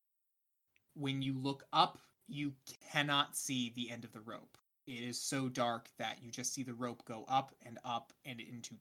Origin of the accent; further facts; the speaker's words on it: United States; I'm an American